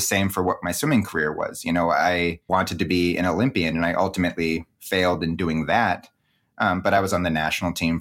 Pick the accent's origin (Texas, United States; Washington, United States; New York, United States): Washington, United States; Seattle; also born or lived in California; growing up in the Pacific Northwest